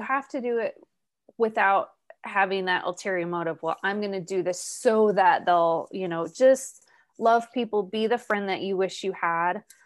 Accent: Arizona, United States; moved away as an adult; also born or lived in Ireland; I was born and raised in Arizona

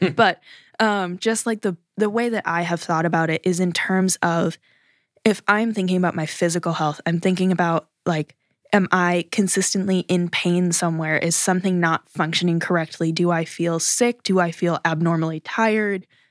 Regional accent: United States; as an American

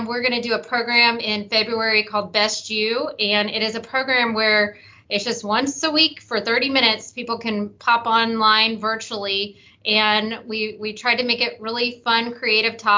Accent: Memphis, Tennessee, United States; moved away as an adult; also born or lived in Arizona; I moved back to Memphis, my hometown

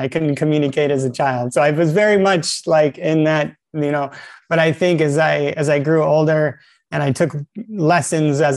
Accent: south side of Yosemite National Park, California, United States; also born or lived in Italy / Florida; most of my formative life was up in the mountains on the south side of Yosemite National Park

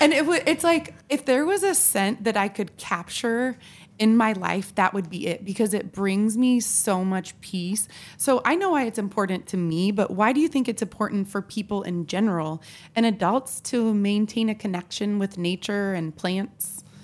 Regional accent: Tillamook, Oregon, United States; now in Washington, D.C., United States; I am from Tillamook, Oregon. a land of cheese, trees, and ocean breeze.

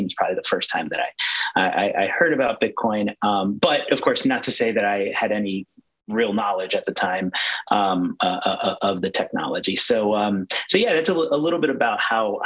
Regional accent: Maryland, United States; I was born and raised in Maryland.

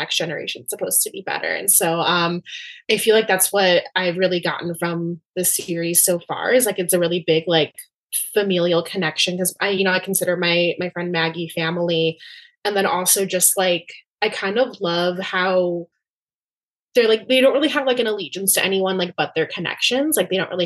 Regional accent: Cuba; I'm from Cuba

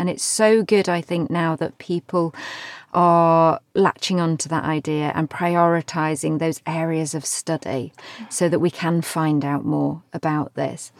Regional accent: United Kingdom; I'm very British

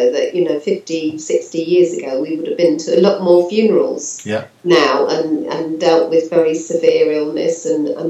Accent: London, United Kingdom; moved away as an adult; also born or lived in Norfolk; I was brought up in London

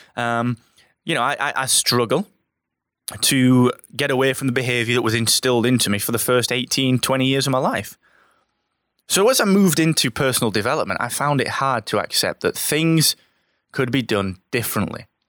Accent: Barnsley, Yorkshire and the Humber, United Kingdom; I'm from Barnsley

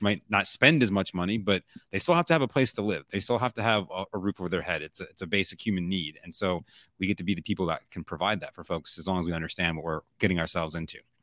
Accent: Buffalo, New York, United States; I'm from Buffalo. My parents were in Buffalo

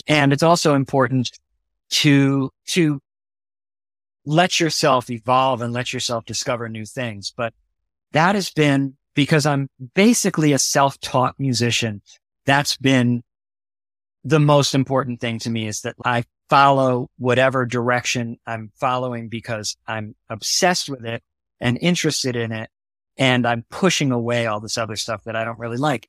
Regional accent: New York City, New York, United States; also born or lived in New Haven, Connecticut; I moved to, uh, Brooklyn

